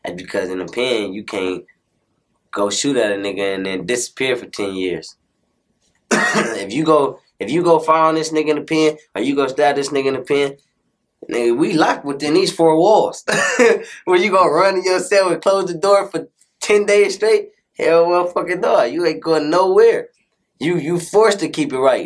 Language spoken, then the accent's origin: English; Compton, California, United States; I'm from Chester Avenue